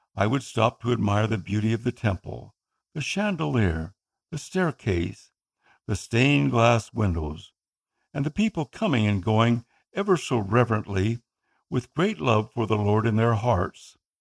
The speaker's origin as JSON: {"language": "English", "country": "Philippines", "first_language": "Tagalog", "said": "my native tongue, Tagalog"}